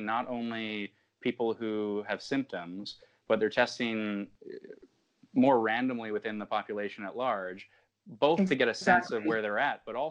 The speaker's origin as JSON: {"language": "English", "country": "Canada", "said": "as a Canadian"}